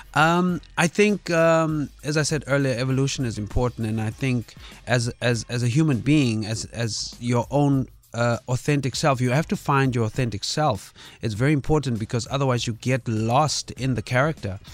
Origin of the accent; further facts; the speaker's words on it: Kimberley, Northern Cape, South Africa; I'm born and raised in, uh, Kimberley, Northern Cape